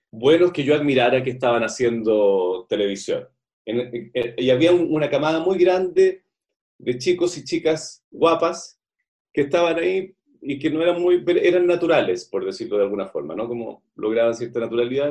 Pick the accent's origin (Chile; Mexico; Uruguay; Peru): Chile; Santiago, Santiago Metropolitan Region; desde los ocho años en adelante, siempre vivíamos en el Parque Bustamante